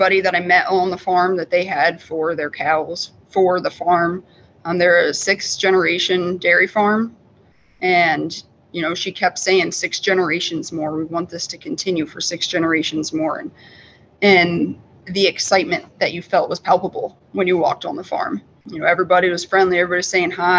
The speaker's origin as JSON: {"language": "English", "region": "Midwest", "country": "United States", "tie": "born or raised there", "moved": "as an adult", "lives_now": "upstate New York, United States", "said": "where I grew up in the Midwest"}